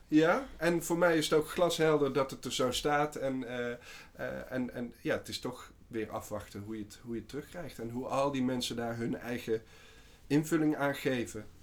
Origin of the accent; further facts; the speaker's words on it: Waalwijk, North Brabant, Netherlands; moved away as an adult; also born or lived in Amsterdam; wij komen allebei uit Waalwijk oorspronkelijk. En ehm, wij zaten bij elkaar op school.